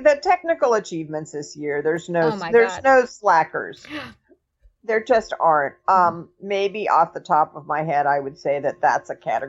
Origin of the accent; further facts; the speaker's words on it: Los Angeles, California, United States; I grew up in Los Angeles. I was very young during that period.